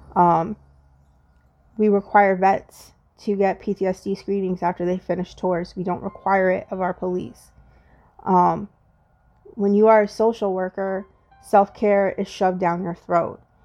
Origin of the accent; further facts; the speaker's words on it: United States; as an African American woman